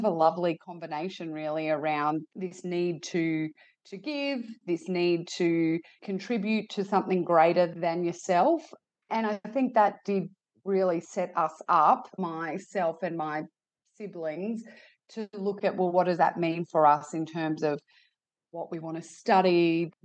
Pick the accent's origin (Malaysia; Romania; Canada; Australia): Australia; north of Roma, Western Queensland; I grew up in Western Queensland. I grew up north of Roma on my family's sheep and cattle property